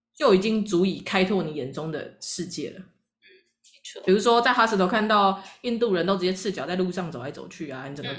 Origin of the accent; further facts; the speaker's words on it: Taiwan; 我们台湾人